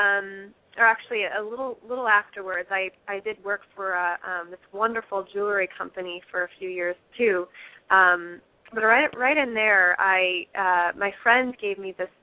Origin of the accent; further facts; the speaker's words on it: Fairfield, Iowa, United States; moved away as an adult; also born or lived in Los Angeles, California; I grew up here in Fairfield, and then in 2004, I moved to Los Angeles.